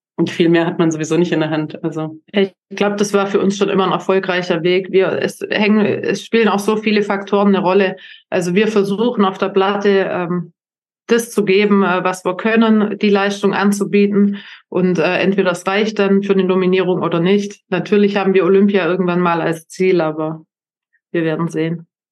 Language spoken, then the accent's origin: German; Germany; als Deutscher